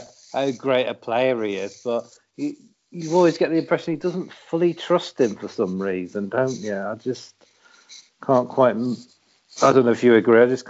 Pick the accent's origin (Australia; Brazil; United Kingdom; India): United Kingdom; Shrewsbury, West Midlands; Shrewsbury, I was born in Shrewsbury. I live just 18 miles or so down the road from there